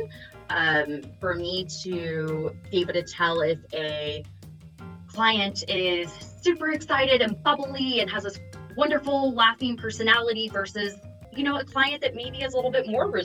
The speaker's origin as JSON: {"language": "English", "region": "the South", "country": "United States", "accent": "Southern", "moved": "yes", "lives_now": "San Diego, United States", "said": "I've been trying to hide my Southern accent"}